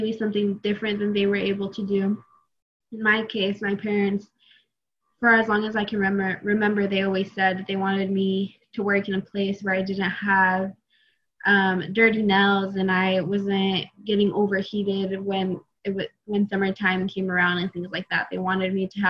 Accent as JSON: {"language": "English", "region": "Eastern Oregon", "country": "United States", "said": "I'm originally from Eastern Oregon"}